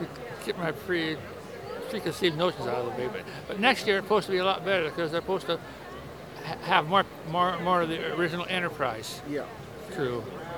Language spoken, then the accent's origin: English; Montana, United States; moved away as an adult; now in Portland, United States; I'm originally from Montana. And I've been in Portland since 2000.